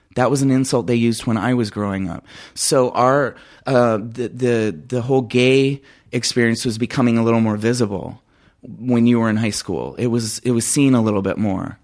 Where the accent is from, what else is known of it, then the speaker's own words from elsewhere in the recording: Phoenix, Arizona, United States; also born or lived in Crenshaw, California; my mom moved me to Phoenix, Arizona when I was very young, so I feel like I'm a native of Phoenix. Um, I've spent all my life there